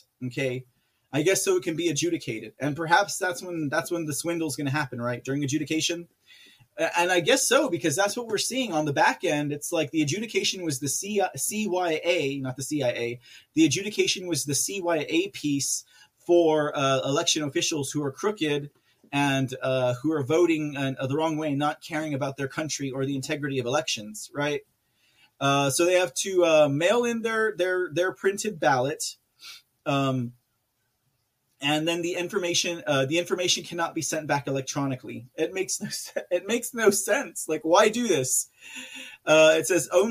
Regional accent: San Antonio, Texas, United States; here in my hometown of San Antonio, Texas

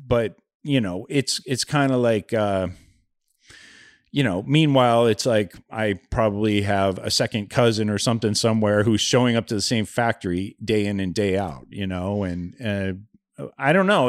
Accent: Youngstown, Ohio, United States; I grew up in Youngstown, Ohio in the seventies

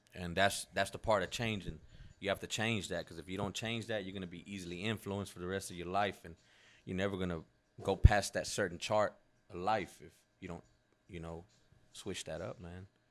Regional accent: Mexico; moved away; me growing up in Mexico

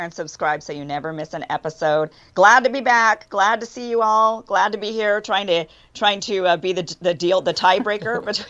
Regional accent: Idaho, United States; also born or lived in Texas; now in Los Angeles, United States; I grew up in Idaho, a red state where people are carrying weapons everywhere. Before I moved here to Los Angeles, I was living in Texas.

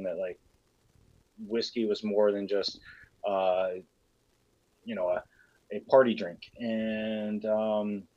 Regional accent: Columbia, Tennessee, United States; I'm from Columbia, Tennessee, which is, you know, just a few hours south of you there, right in the heart of a different whiskey country, which is Tennessee whiskey. Grew up 45 minutes from both the Jack Daniel's distillery and the George Dickel distillery

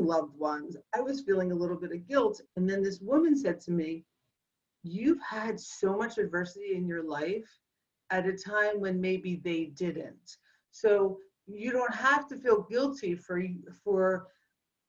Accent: Philadelphia, Pennsylvania, United States; the girl born and raised in Northeast Philadelphia.

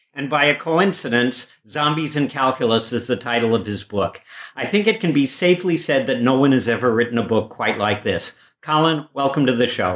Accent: Chicago, Illinois, United States; I grew up in Chicago

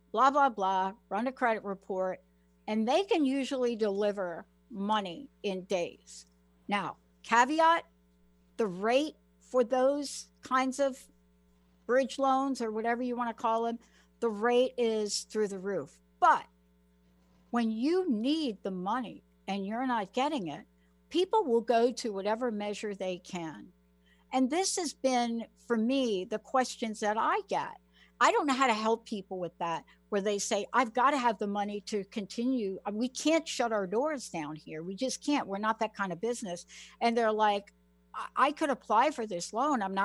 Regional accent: New York, United States; now in Washington, United States; I'm from New York, grew up on the East Coast

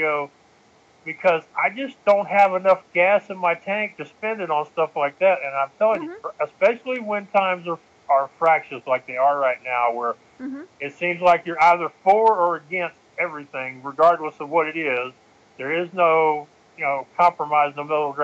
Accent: Texas, United States; accent: Texan; I'm from Texas

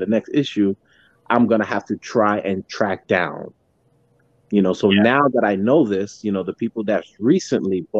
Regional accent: New York City, New York, United States; moved away as an adult; now in Long Island, United States; I was from Brooklyn, New York, and I, you know, not too long ago moved out to Long Island.

